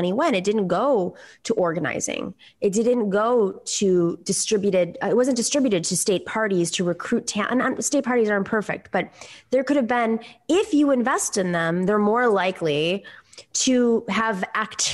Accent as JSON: {"language": "English", "town": "Buffalo", "region": "New York", "country": "United States", "tie": "born or raised there", "said": "growing up in Buffalo, New York, a former factory town"}